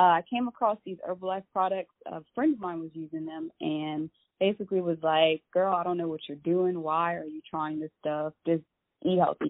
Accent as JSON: {"language": "English", "town": "Lafayette", "country": "United States", "said": "I'm from Lafayette"}